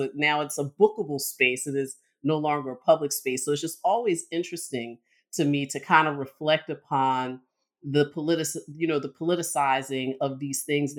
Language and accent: English; Philadelphia, Pennsylvania, United States; I grew up in Philadelphia, you know, a place that has a deeply politicized parks and recreation system and just kind of cultural practices.